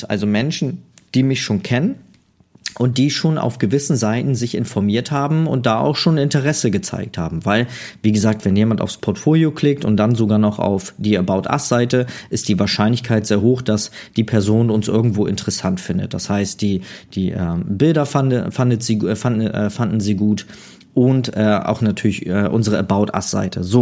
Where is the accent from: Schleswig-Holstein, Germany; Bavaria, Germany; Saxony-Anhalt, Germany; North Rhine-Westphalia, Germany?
Schleswig-Holstein, Germany; Neumünster; Also bei mir in Schleswig-Holstein, ich komme ja aus Neumünster